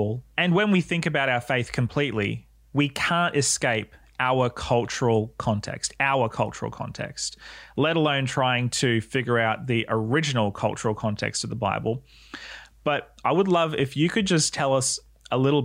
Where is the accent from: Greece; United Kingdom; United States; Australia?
Australia; now in New Zealand; growing up in Australia and coming to New Zealand